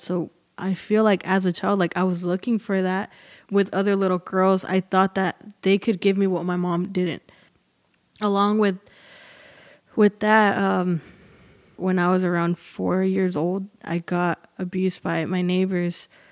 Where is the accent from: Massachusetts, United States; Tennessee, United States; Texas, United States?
Texas, United States; Arlington; I'm from Arlington. It's, uh, here near Dallas, and I was born and raised here